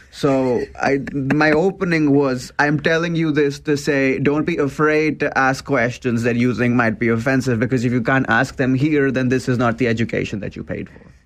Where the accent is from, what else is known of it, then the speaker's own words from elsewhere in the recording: India; also born or lived in Waterloo, Canada; now in Canada; I'm from an Indian family, I'm an immigrant.